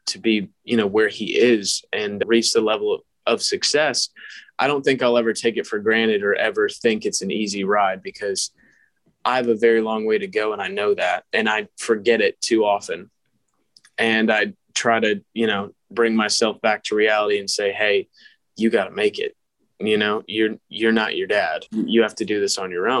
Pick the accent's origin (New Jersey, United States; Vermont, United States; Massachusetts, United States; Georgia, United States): Georgia, United States; I grew up in Georgia